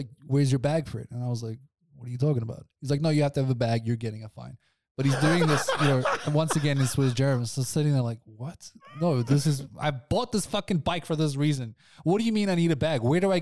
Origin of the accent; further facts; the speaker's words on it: South Africa; now in Switzerland; I'm from South Africa